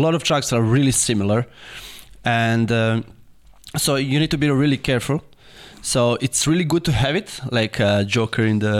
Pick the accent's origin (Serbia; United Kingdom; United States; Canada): Serbia; we are from Serbia